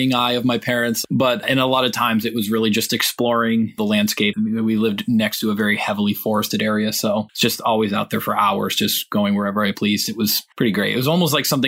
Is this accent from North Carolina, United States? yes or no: no; Western Massachusetts, United States; I was born and raised in Western Massachusetts.